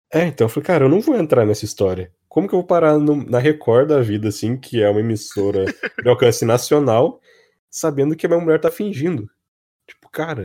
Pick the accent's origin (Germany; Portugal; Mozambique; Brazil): Brazil; Cruzeiro, São Paulo; now in Taubaté, Brazil; Eu nasci em Cruzeiro, que é uma cidadezinha pequenininha